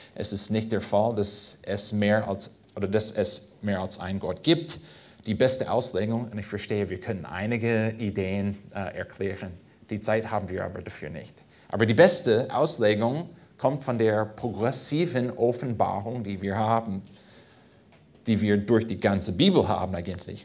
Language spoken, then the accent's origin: German; United States; German is a second language; now in Germany; als Amerikaner